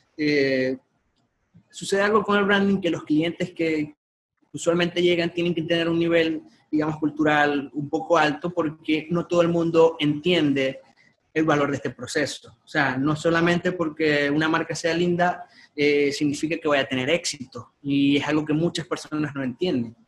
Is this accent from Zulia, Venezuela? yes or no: yes; Maracaibo, Zulia, Venezuela; yo nací acá en Maracaibo